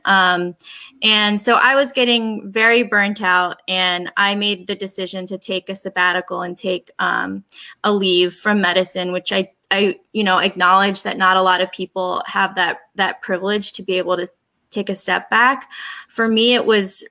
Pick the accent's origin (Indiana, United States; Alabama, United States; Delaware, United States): Delaware, United States; moved away as an adult; also born or lived in New York; now in New Jersey, United States; My parents immigrated here in the 70s, and I was raised in Delaware